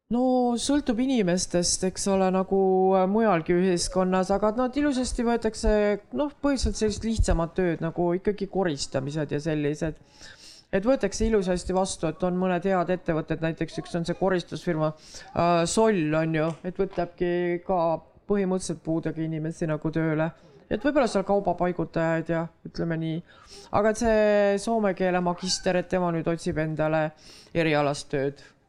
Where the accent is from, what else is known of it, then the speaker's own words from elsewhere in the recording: Võru County, Estonia; ma kasvasin üles Võrumaal